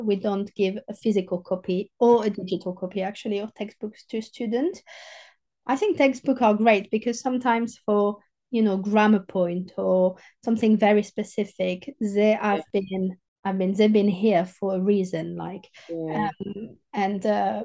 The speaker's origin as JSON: {"language": "English", "region": "southern France", "country": "France", "accent": "French southerner", "second_language": "English", "moved": "yes", "said": "I'm a proper French southerner with my accent and my, you know, I say chocolatine"}